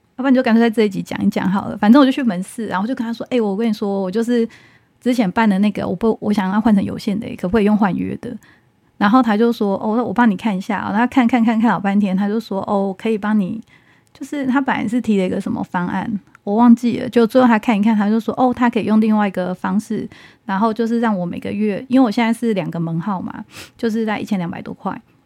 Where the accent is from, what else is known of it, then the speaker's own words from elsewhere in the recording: Taiwan; 我们台湾人